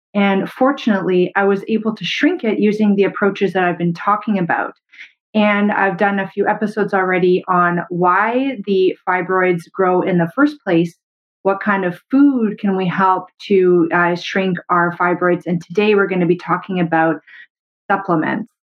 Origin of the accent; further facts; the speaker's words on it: Canada; I'm a Canadian medical doctor